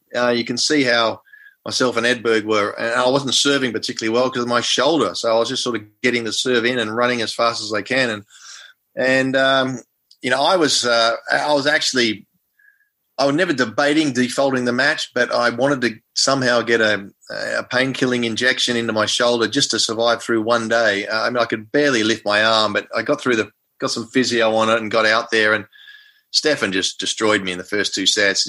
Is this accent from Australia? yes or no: yes; Melbourne, Victoria, Australia; I was from Melbourne